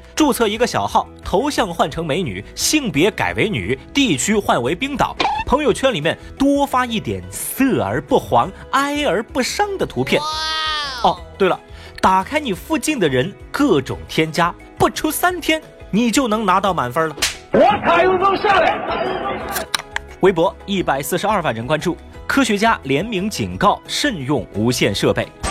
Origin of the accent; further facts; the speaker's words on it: Sichuan, China; 同样作为一个四川人